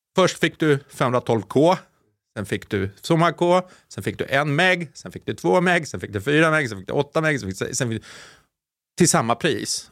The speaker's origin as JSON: {"language": "Swedish", "town": "Sollentuna", "region": "Stockholm County", "country": "Sweden", "tie": "born or raised there"}